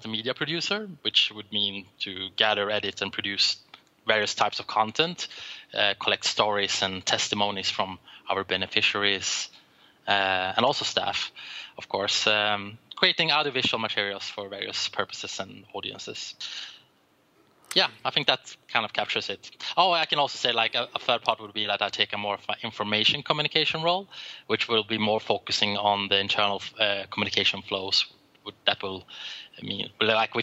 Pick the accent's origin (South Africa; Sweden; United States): Sweden; I'm from Sweden